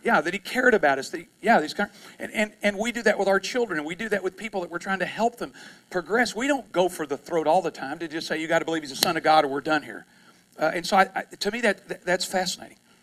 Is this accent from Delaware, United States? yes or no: no; East Texas, United States; I'm from East Texas